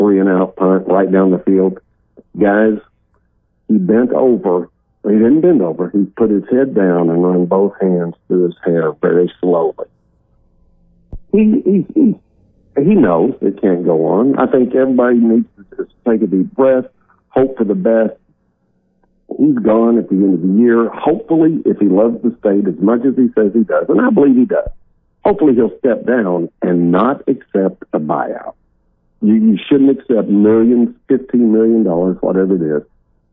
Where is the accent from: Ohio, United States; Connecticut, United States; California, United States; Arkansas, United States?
Arkansas, United States; Fayetteville; I'm from Fayetteville. I went to school with Frank Broyles' twin daughters